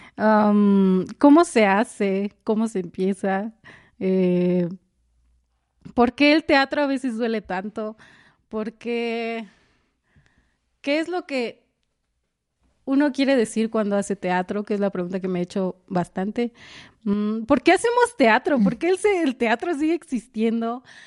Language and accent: Spanish; Jiutepec, Morelos, Mexico; yo soy de Morelos y pues Morelos no es un estado donde haya mucho teatro. Y en mi municipio menos